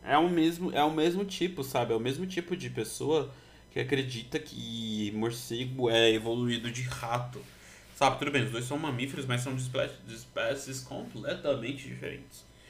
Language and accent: Portuguese; Brazil; Como brasileiro